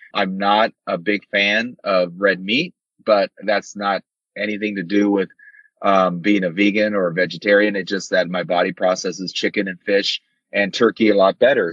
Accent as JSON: {"language": "English", "region": "Arizona", "country": "United States", "said": "I'm from Arizona"}